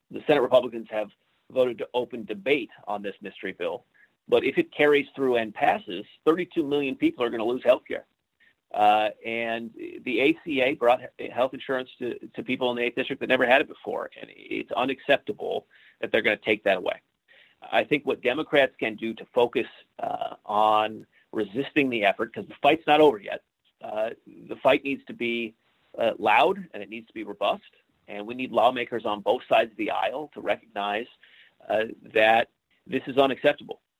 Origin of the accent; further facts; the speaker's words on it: Ellensburg, Washington, United States; my hometown, Ellensburg, Washington